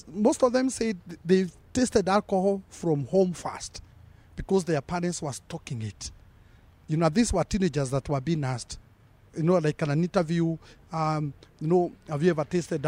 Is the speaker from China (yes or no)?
no; Kenya; we are building a Kenyan culture of drinking